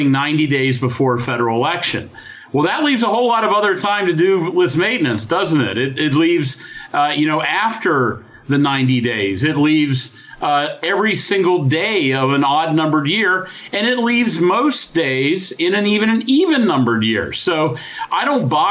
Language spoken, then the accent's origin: English; United States; we're Americans